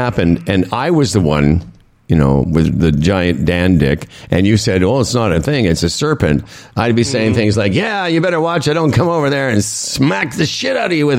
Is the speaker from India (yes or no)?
no; Moose Jaw, Saskatchewan, Canada; I come from Moose Jaw, Saskatchewan